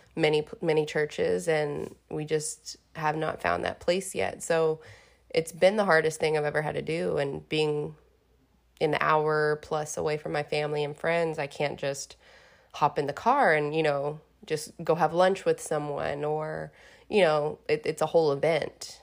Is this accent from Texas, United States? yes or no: yes; Houston, Texas, United States; moved away as an adult; now in Beaumont, United States; I grew up in Houston. My life is in Houston